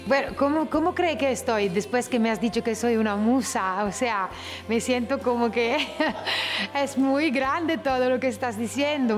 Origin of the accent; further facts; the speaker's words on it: Italy; siendo yo nacida en Italia